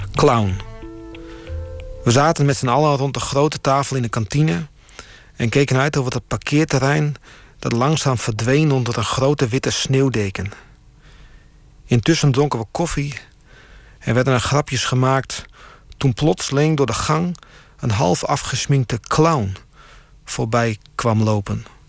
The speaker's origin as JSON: {"language": "Dutch", "region": "Friesland", "country": "Netherlands", "tie": "born or raised there", "also_born_or_lived": "Groningen", "moved": "as an adult", "said": "ben geboren in Friesland. En daarna ben ik gaan eh, studeren in Groningen."}